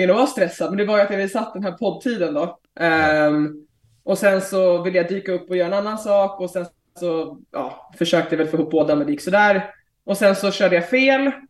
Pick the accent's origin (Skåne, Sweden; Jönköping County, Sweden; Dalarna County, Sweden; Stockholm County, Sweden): Stockholm County, Sweden; Stockholm; Ja, men precis. Eh, vi har flyttat tillbaka för, vad blir det, sju månader sedan, sex månader sedan. Så jag har inte bott i Stockholm på ett tag.